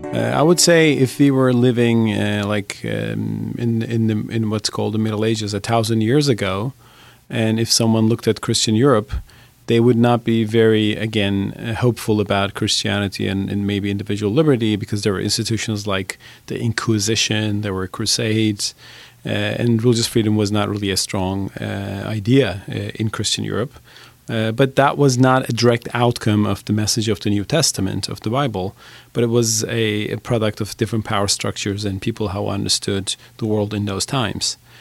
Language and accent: English; Turkey; I admire the United States as a Turk. I'm not American